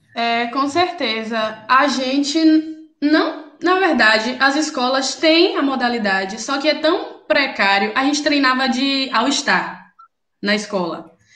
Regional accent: Cruz das Almas, Bahia, Brazil; now in Recife, Brazil; eu sou de Cruz das Almas, interior da Bahia

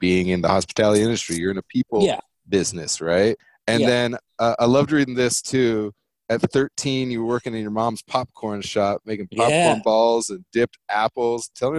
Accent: Germany; I was in homeschool for a minute as well. And I grew up in Germany, and like, I'm feeling you on that.

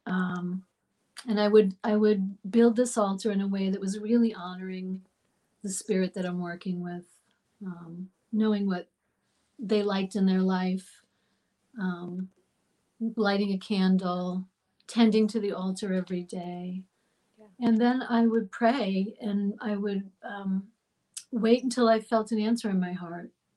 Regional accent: Long Island, New York, United States; I was born in New York and I grew up in New York um, out on Long Island by the water.

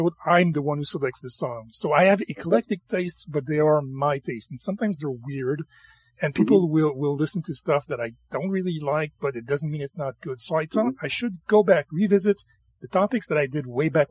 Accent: rural Quebec, Canada; I'm French Canadian

